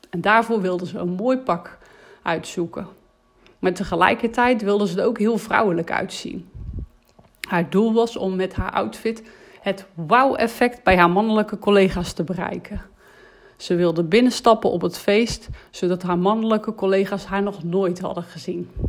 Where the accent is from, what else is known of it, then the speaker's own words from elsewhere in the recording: North Brabant, Netherlands; Als Brabander hou ik van die Brabantse gezelligheid.